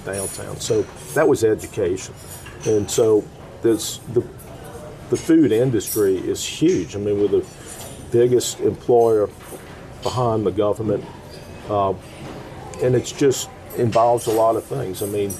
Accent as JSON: {"language": "English", "town": "New Orleans", "region": "Louisiana", "country": "United States", "tie": "born or raised there", "said": "growing up in New Orleans"}